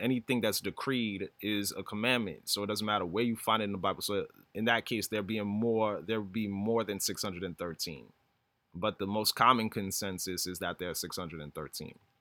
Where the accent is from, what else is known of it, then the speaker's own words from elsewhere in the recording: New York, United States; I've been living in New York my whole life